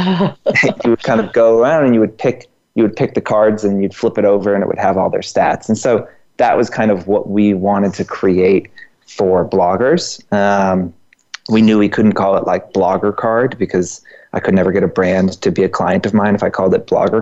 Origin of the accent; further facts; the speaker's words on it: Georgia, United States; now in New York, United States; I'm from Georgia